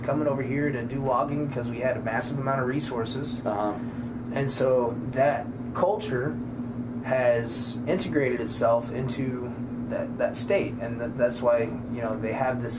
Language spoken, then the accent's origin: English; Midwest Missouri, United States; accent: southern; I'm from Midwest Missouri.